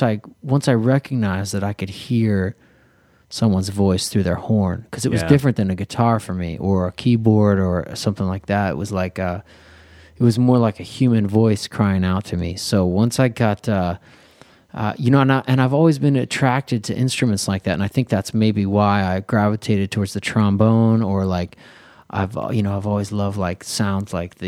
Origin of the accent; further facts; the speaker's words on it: Philadelphia, Pennsylvania, United States; moved away as an adult; now in Los Angeles, United States; growing up in Philly and being a musician there growing up, you definitely get that Philly soul inspiration